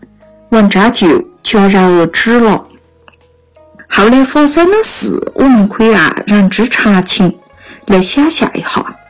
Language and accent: Chinese; Yunnan, China; accent: Yunnan dialect; 我们云南话上有一句“懒了瘦麻蛇吃”